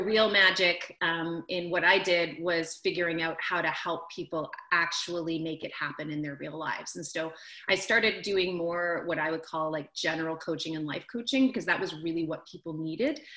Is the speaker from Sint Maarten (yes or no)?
no; Canada; I'm from Canada, I moved back to the other side of the country where I'm from